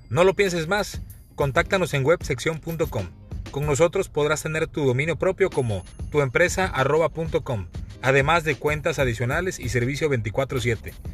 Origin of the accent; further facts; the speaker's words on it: Playa Vicente, Veracruz, Mexico; also born or lived in Minatitlán, Veracruz; soy originario de Playa Vicente